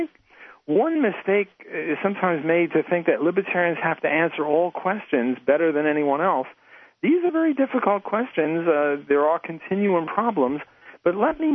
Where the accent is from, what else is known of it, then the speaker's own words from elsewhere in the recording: New York City, New York, United States; moved away; I'm Jewish, and I was from New York City